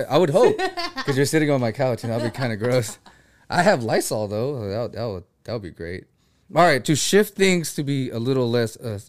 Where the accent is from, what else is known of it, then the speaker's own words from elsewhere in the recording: Philippines; Yeah, I'm Filipino.